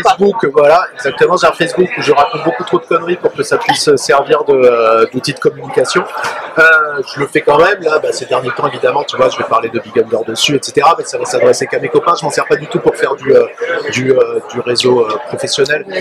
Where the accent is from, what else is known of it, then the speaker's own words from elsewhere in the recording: Paris, Île-de-France, France; sauf quand on est parisien, comme moi.